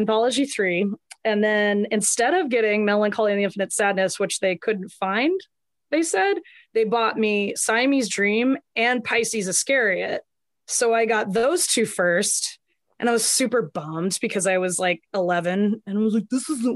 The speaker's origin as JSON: {"language": "English", "town": "Atlanta", "region": "Georgia", "country": "United States", "tie": "born or raised there", "said": "I grew up in and around Atlanta, and I've moved in and around Atlanta. I always say I'm from Atlanta"}